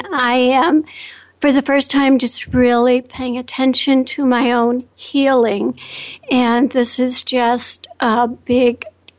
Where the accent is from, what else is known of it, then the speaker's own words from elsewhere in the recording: Chicago, Illinois, United States; I'm from the northern suburbs of Chicago, and I am just so grateful to be here.